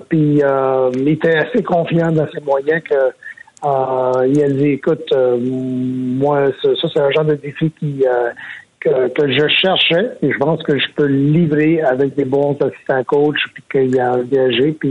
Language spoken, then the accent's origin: French; Montreal, Quebec, Canada; gagner un championnat dans ma ville natale